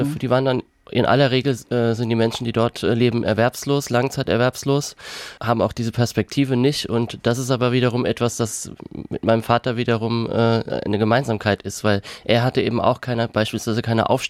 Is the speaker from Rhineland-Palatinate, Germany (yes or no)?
yes; Kaiserslautern, Rhineland-Palatinate, Germany; Ich bin mit drei Geschwistern aufgewachsen in Kaiserslautern